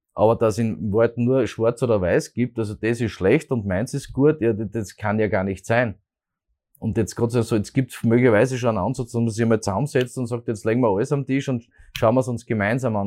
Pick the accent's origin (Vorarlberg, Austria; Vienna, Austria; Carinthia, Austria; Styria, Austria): Styria, Austria; Graz; ich bin ein Grazer, bin mit Leidenschaft Grazer